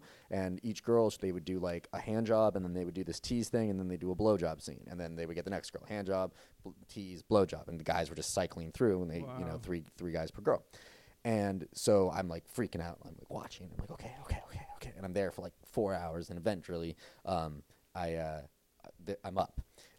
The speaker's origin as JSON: {"language": "English", "town": "Los Angeles", "region": "California", "country": "United States", "tie": "born or raised there", "said": "I am from Los Angeles, California"}